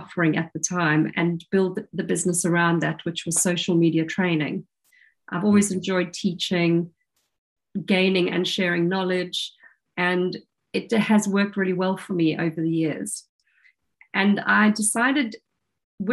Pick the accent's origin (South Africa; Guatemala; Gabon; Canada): South Africa; now in Dorset, United Kingdom; I grew up in South Africa